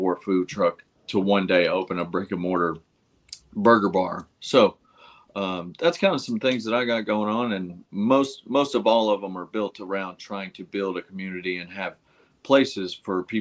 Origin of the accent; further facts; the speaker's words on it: Chattanooga, Tennessee, United States; I'm from Chattanooga, Tennessee